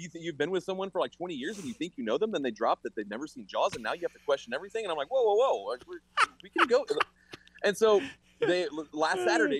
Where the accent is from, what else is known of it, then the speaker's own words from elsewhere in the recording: England, United Kingdom; born there; I was born in England. Like, if anyone should be upset, it's me.